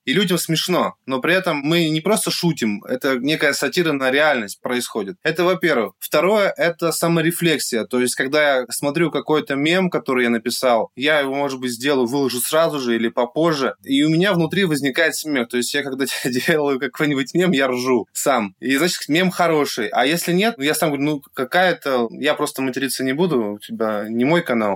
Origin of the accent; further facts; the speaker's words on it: Yekaterinburg, Sverdlovsk Oblast, Russia; свой город, Екатеринбург